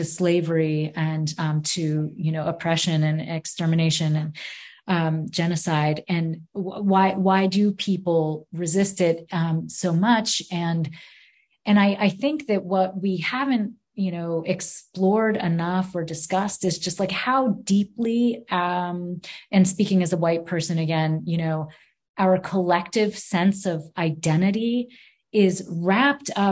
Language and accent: English; Maine, United States; for those of us who were born here